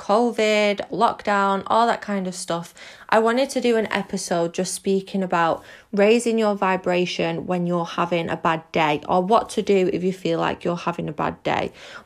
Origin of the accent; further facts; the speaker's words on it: Manchester, North West England, United Kingdom; I'm 24 from Manchester in the UK.